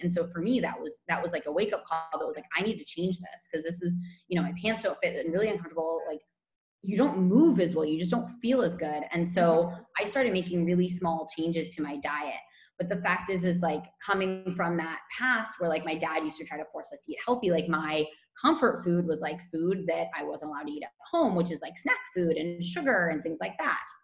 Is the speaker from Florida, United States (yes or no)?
no; California, United States; moved away as an adult; now in Barcelona, Spain; I'm from California originally, and I've been in Spain for about six years